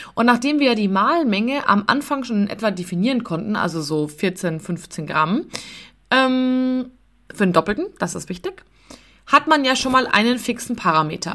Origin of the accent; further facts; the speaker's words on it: Munich, Bavaria, Germany; ich komme aus München, bin 30 Jahre alt